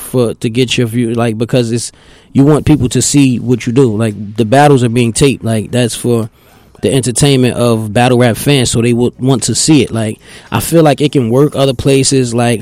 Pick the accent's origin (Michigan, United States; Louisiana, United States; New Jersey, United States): New Jersey, United States; Newark; also born or lived in Irvington, New Jersey; But yeah, I'm from Newark, man. That's, you know, I'm a product of my environment. I'm a Newark baby.